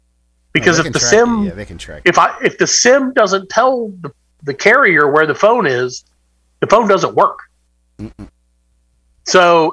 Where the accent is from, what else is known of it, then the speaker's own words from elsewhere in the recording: the South, United States; I'm from the South.